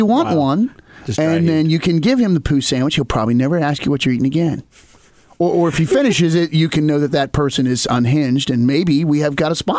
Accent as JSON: {"language": "English", "region": "Appalachia", "country": "United States", "tie": "born or raised there", "said": "I was raised in Appalachia"}